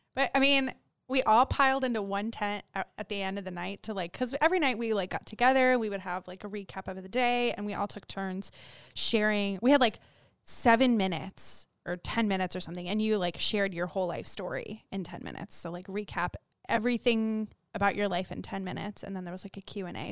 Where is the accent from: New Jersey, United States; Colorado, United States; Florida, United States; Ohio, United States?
Florida, United States; we're from Florida